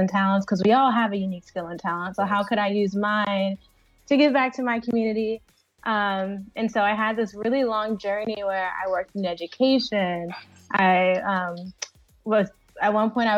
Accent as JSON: {"language": "English", "region": "New Jersey", "country": "United States", "tie": "born or raised there", "said": "I'm born and raised in Jersey"}